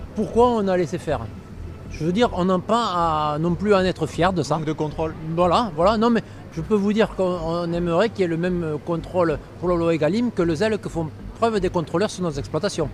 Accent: Northern Catalonia, Occitania, France; revenir ici au pays, ben, de retrouver un peu de chez nous

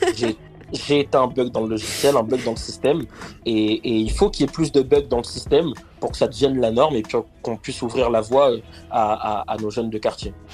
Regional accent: Argenteuil, Île-de-France, France; Alors moi je viens du quartier du Val Nord sur la dalle, la fameuse dalle d'Argenteuil euh, où, où, où j'ai grandi

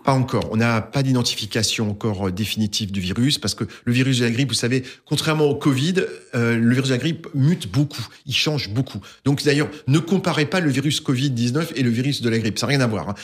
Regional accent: Alsace, Grand Est, France; je suis alsacien avant tout, mais mais pas seulement

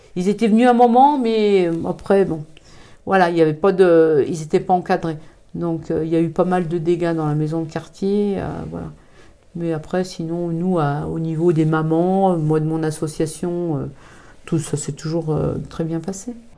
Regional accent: Thonon-les-Bains, Auvergne-Rhône-Alpes, France; je suis originaire de Tonon, je suis née à Tonon-les-Bains en 1966.

